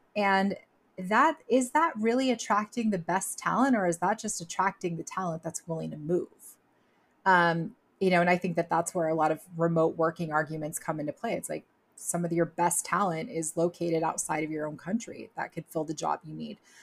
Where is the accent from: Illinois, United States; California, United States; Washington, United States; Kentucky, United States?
California, United States; Southern; growing up in Southern California